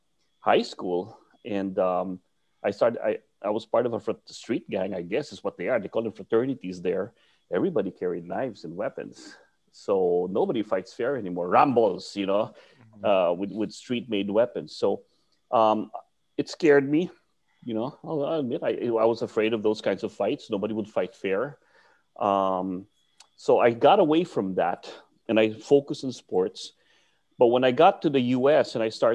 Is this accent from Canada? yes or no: no; Philippines; English is a second language; moved away as an adult; now in United States; growing up in the Philippines when I was young, I was a troubled kid